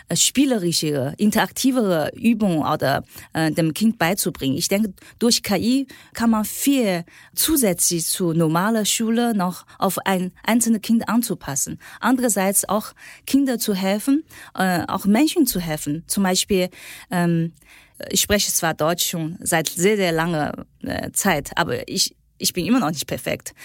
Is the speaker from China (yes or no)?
yes; China; German is a second language; moved away as an adult; now in Germany; ich bin äh, in China aufgewachsen